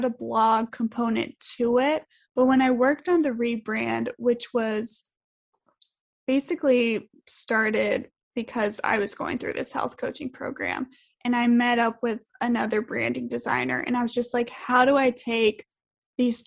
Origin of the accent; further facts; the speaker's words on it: Richmond, Virginia, United States; moved away; we both grew up for the most part. We're from Richmond, Virginia